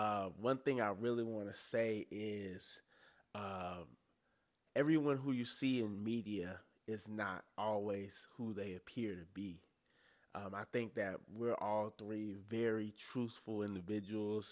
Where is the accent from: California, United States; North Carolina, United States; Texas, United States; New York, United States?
North Carolina, United States; moved away; I'm from North Carolina. I've only been back here for about a month